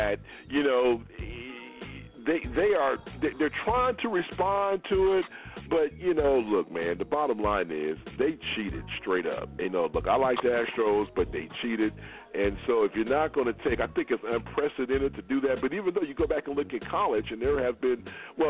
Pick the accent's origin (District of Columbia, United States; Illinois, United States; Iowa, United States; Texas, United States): Texas, United States; Houston; we're from Houston, we're here in Houston